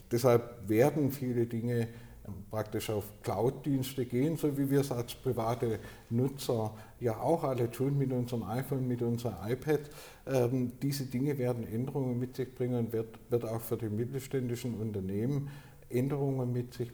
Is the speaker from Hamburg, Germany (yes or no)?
no; Baden-Württemberg, Germany; der vom Schaffen, darf ich als äh, Schwabe sagen, lebt